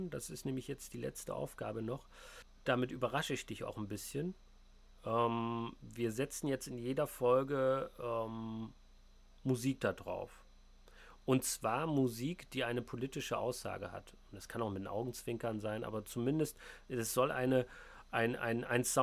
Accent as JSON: {"language": "German", "region": "East Germany", "country": "Germany", "said": "Ähm, ja, ich komme halt aus dem Osten, ne?"}